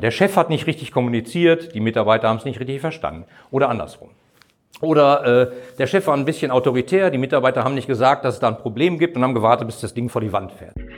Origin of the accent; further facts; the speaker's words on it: Bochum, North Rhine-Westphalia, Germany; in meiner Heimatstadt in Bochum